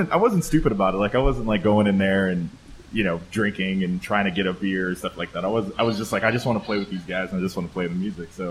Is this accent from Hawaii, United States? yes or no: no; Chicago, Illinois, United States; I, I, grew up in like Kingston Mines and all those places and Buddy Guys and played those places when I was like 14